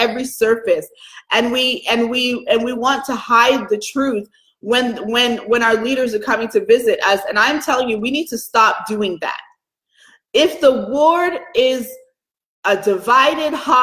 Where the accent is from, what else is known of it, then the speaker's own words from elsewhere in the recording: Atlanta, Georgia, United States; moved away; also born or lived in Chicago; I grew up in Atlanta, I've lived in Chicago